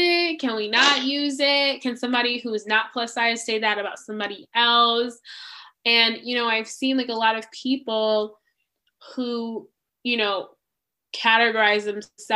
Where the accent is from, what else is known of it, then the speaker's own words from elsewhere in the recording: United States; also born or lived in Zimbabwe; growing up in America